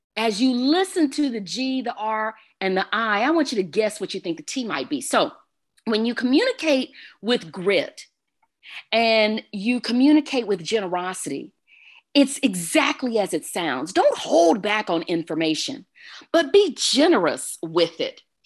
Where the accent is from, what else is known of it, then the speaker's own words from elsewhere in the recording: Texas, United States; now in Arizona, United States; I am an original Texan, if you will. I'm originally from the Lone Star State.